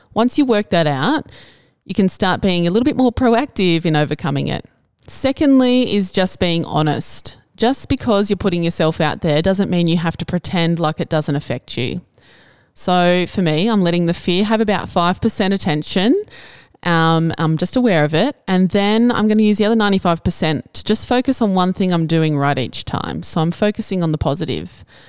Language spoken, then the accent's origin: English; Cobar, New South Wales, Australia; also born or lived in Albury; I never intended to return to my hometown after university